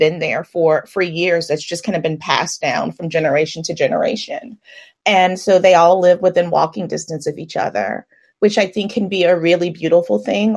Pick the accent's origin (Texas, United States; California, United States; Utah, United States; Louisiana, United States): Louisiana, United States; New Orleans; also born or lived in Atlanta; I'm from New Orleans